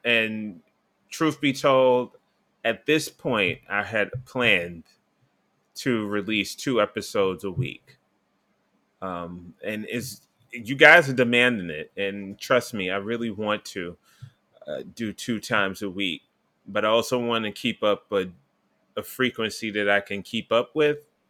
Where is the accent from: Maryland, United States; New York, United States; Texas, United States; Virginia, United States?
New York, United States; New York City; I'm from New York City